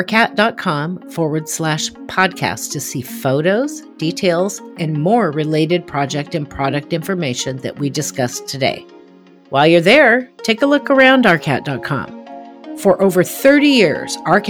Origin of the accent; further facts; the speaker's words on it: Portland, Oregon, United States; here in my hometown, Portland, Oregon